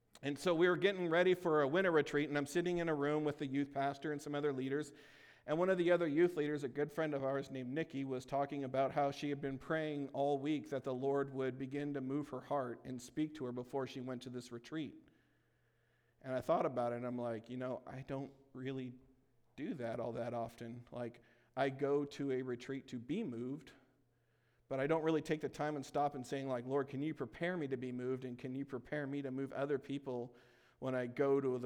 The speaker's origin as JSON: {"language": "English", "region": "California", "country": "United States", "moved": "yes", "said": "I'm originally from California"}